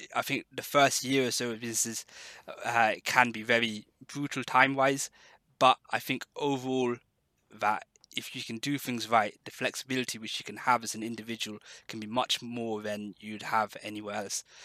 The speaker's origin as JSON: {"language": "English", "town": "Exeter", "region": "South West England", "country": "United Kingdom", "tie": "born or raised there", "also_born_or_lived": "London", "moved": "as an adult", "said": "I moved from London uh, back to Exeter, uh, the area where I grew up"}